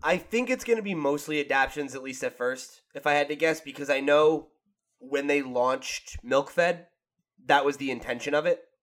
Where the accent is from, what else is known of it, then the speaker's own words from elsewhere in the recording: New Jersey, United States; I'm from New Jersey